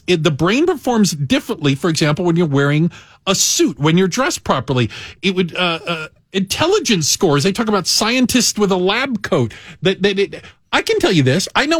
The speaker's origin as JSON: {"language": "English", "town": "Tucson", "region": "Arizona", "country": "United States", "tie": "born or raised there", "also_born_or_lived": "Phoenix, Arizona", "moved": "yes", "lives_now": "Chicago, United States", "said": "I spent a large portion of my life living in Arizona. Mm-hmm. I grew up in Tucson. I went to the University of Arizona. Down in Tucson."}